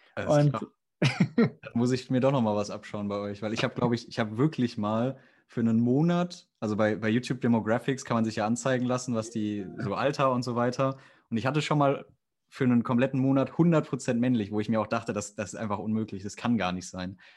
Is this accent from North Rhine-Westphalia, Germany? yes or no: yes; near the Sauerland, North Rhine-Westphalia, Germany; Dabei komme ich sogar da aus der Nähe fast schon